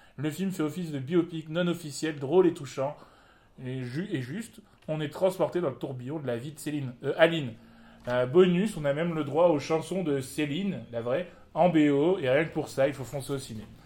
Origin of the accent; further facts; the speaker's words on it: Morocco; en tant que Marocain